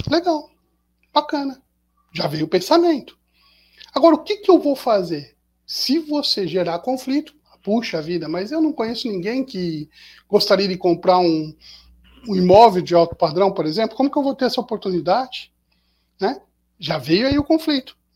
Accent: Pindamonhangaba, São Paulo, Brazil; eu sou do interior, sou daqui de Pindamonhangaba, e eu vou pegar o carro e vou para São Paulo.

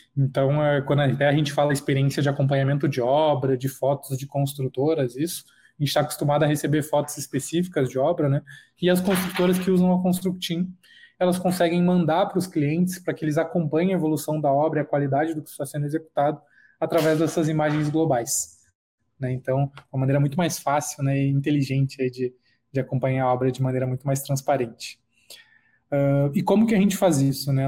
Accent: Charqueadas, Rio Grande do Sul, Brazil; moved away as an adult; now in São Paulo, Brazil; sou natural de Charqueadas, no Rio Grande do Sul, próximo a Porto Alegre, e hoje moro em São Paulo.

